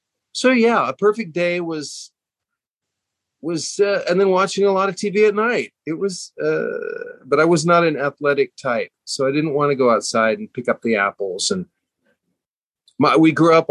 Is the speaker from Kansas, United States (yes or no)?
yes; Hutchinson, Kansas, United States; moved away as an adult; also born or lived in Wichita, Kansas / Dallas, Texas / New York; I grew up in Hutchinson, Kansas